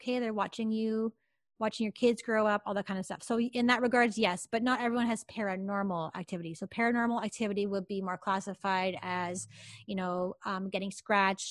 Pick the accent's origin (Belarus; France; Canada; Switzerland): Canada; I'm from Canada